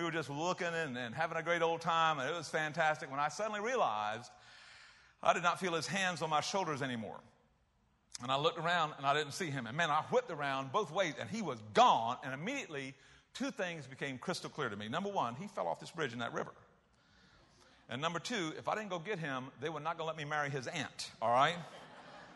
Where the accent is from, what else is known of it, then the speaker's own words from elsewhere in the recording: South Carolina, United States; moved away; I was from South Carolina.